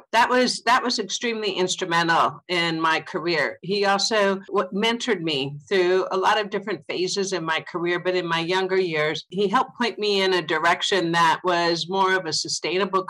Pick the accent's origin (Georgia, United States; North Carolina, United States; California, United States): California, United States; Southern; I'm a California born and raised girl. I grew up in Southern California